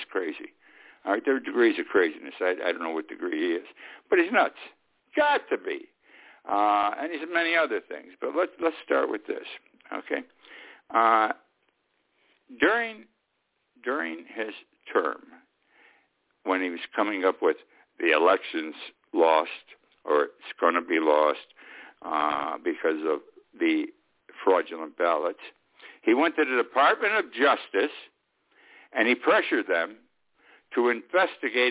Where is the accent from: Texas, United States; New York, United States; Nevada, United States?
New York, United States; Utica; In my hometown, they took an old deserted church and it became Utica College